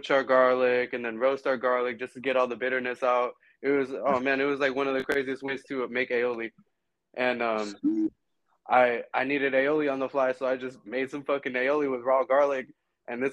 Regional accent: Oceanside, California, United States; moved away as an adult; now in Los Angeles, United States; I'm from Oceanside, California. That's Northern Cali, that's Northern County, San Diego. I grew up in the hood

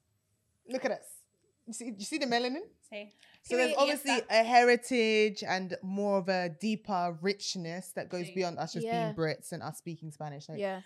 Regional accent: Nigeria; but obviously we're all Nigerian as well, which is a blessing.

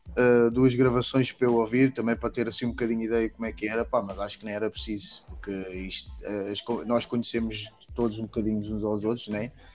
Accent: Portugal; now in Netherlands; eu sou português

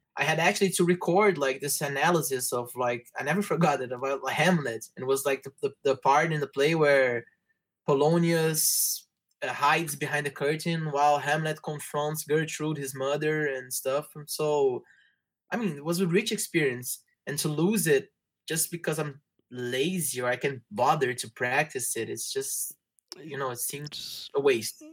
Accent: Rio de Janeiro, Brazil; English is a second language; also born or lived in Norwich, England; I was born and raised in Rio. I still live here. Um, yeah, pretty much Carioca by birth and by right.

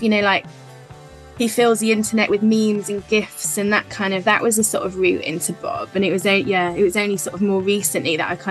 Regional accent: Lincolnshire, East Midlands, United Kingdom; moved away as an adult; also born or lived in Aberystwyth, Wales; now in Cardiff, United Kingdom; I grew up in Lincolnshire, which is kind of on the east coast of England, kind of in the middle of nowhere, very flat. I was 18, didn't want to live there

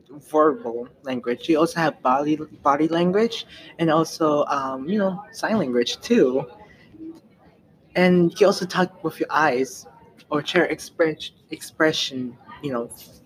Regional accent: United States; I have problem speaking language in Spanish and English. I was born in America

